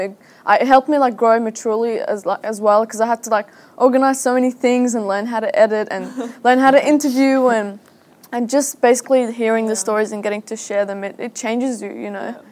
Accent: Syria; now in Australia; I'm from Syria

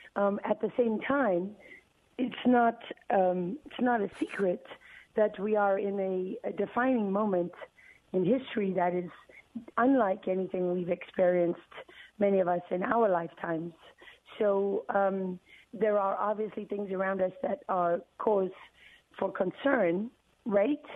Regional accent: Durban, KwaZulu-Natal, South Africa; moved away; I grew up in that world as a South African

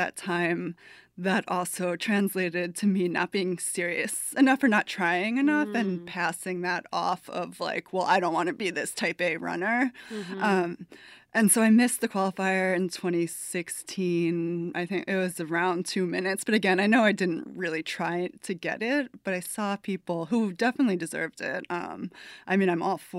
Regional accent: New Jersey, United States; moved away as an adult; also born or lived in Brooklyn, New York; now in New Orleans, United States; I was born and raised in New Jersey

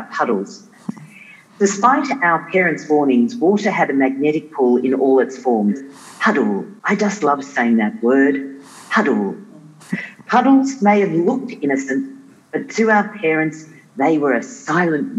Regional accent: Tasmania, Australia; also born or lived in South Africa; when we were growing up in Tasmania

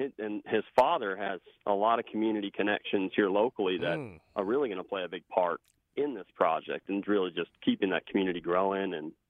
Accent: Chippewa Falls, Wisconsin, United States; moved away as an adult; now in Hendersonville, United States; I grew up in Chippewa Falls, Wisconsin, and up there just kind of was surrounded with a lot of construction. My dad built log homes. My grandfather owned a plumbing business.

